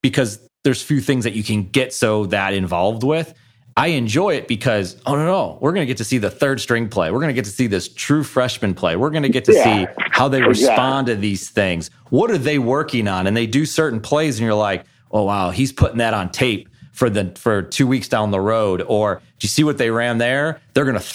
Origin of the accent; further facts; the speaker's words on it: Buffalo, New York, United States; I'm from Buffalo, New York